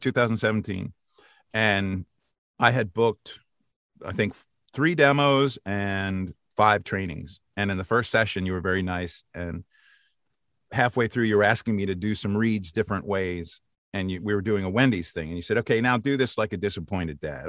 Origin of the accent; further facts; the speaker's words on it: outside of Philadelphia, Pennsylvania, United States; also born or lived in Massachusetts; now in Maryland, United States; I grew up outside of Philadelphia in a little town called Bernathen